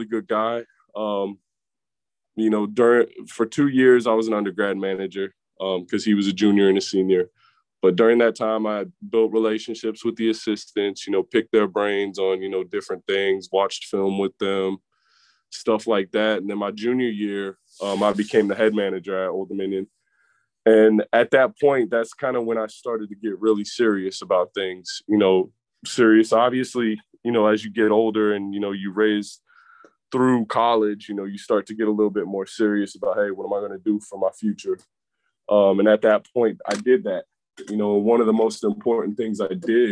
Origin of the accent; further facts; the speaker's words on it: Virginia, United States; I'm from Virginia